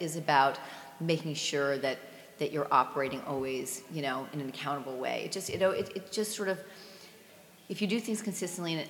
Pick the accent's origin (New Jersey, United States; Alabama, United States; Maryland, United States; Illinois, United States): New Jersey, United States; Basking Ridge; I grew up in Basking Ridge, New Jersey